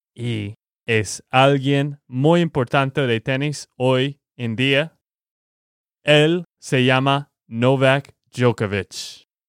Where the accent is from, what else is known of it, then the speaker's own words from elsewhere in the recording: Texas, United States; de Texas, Estados Unidos